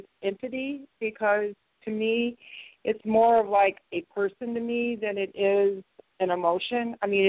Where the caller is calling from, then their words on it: St. Louis, Missouri, United States; I'm from Missouri, St. Louis.